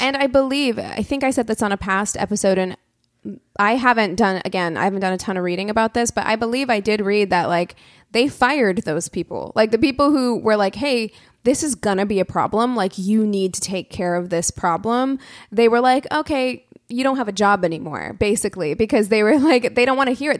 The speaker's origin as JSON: {"language": "English", "town": "Springfield", "region": "Missouri", "country": "United States", "tie": "born or raised there", "said": "my hometown of Springfield, Missouri"}